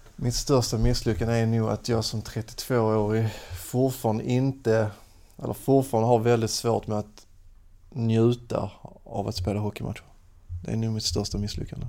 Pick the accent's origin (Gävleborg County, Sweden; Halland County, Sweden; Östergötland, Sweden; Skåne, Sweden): Skåne, Sweden; Lomma; mina hemtrakter åt Lomma, Åkarp